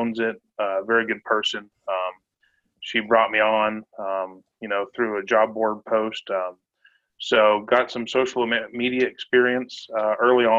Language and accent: English; Fort Worth, Texas, United States; moved away as an adult; now in Arizona, United States; Was born and raised in Fort Worth, Texas